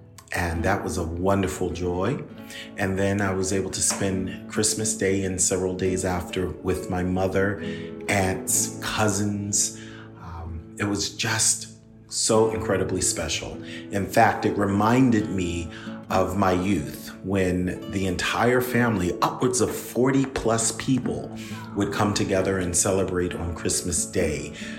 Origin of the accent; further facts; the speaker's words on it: Philadelphia, Pennsylvania, United States; moved away; So I'm never in a position where I can go back to my hometown, which is Philadelphia, to just spend time with family.